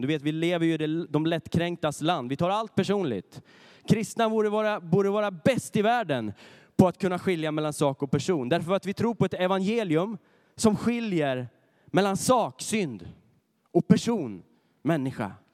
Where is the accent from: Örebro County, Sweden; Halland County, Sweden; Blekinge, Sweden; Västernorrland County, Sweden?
Örebro County, Sweden; Närke; moved away; där jag kommer ifrån, ifrån Närke